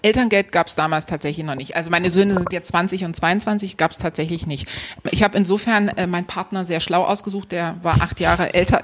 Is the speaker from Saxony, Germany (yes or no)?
yes; Dresden, Saxony, Germany; also born or lived in Gera; Also ich bin in, in Gera geboren und in Dresden aufgewachsen